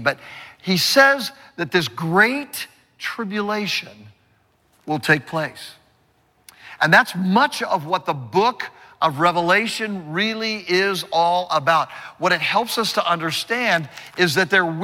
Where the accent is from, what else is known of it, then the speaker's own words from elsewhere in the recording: California, United States; I'm from California, and I've seen many earthquakes